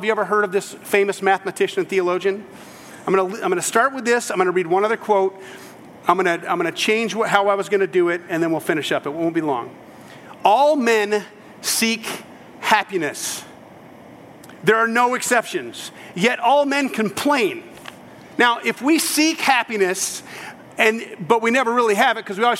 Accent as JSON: {"language": "English", "country": "United States", "said": "I am true-blooded American."}